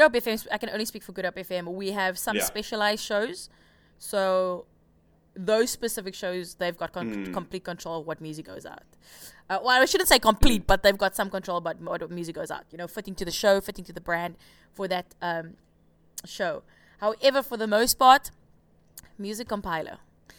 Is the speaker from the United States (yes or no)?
no; South Africa; first language Afrikaans; English is a second language; Because they're both English and they're Afrikaans as well. And Afrikaans is my first language.